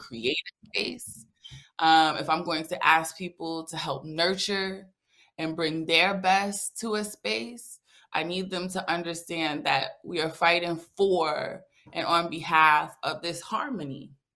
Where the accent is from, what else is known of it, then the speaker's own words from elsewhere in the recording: New York City, New York, United States; now in Atlanta, United States; Born and raised in the Bronx, currently resides in Atlanta, Georgia